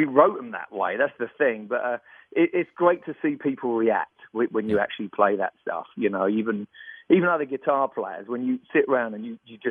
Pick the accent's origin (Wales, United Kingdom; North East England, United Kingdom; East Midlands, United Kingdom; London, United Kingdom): London, United Kingdom; I'm from London.